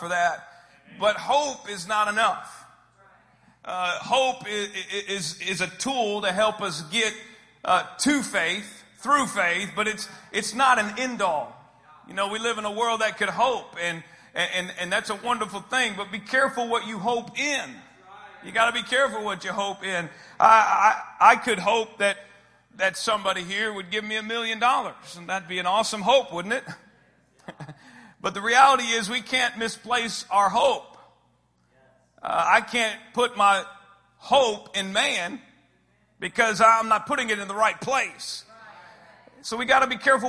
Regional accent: Austin, Texas, United States; I am from Austin, Texas

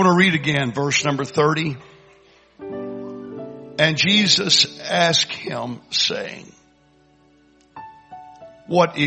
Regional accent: Kingwood, Texas, United States; we're from Kingwood

